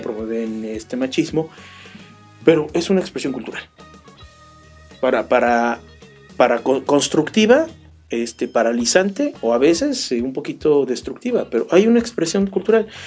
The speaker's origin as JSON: {"language": "Spanish", "country": "Mexico", "said": "somos ciudadanos mexicanos"}